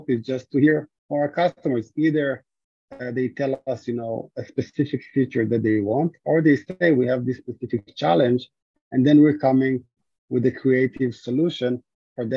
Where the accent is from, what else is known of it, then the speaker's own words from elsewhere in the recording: Israel; moved away; originally I'm from Israel.